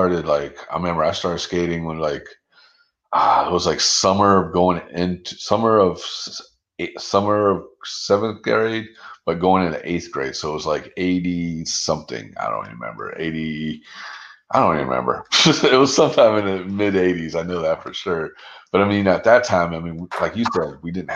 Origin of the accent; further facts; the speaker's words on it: Pensacola, Florida, United States; moved away; I'm originally from North Florida. I'm originally from Pensacola.